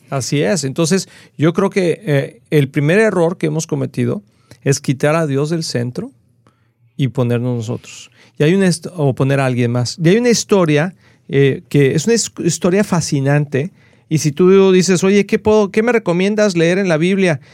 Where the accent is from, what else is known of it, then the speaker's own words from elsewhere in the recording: Mexico; yo soy mexicano de nacimiento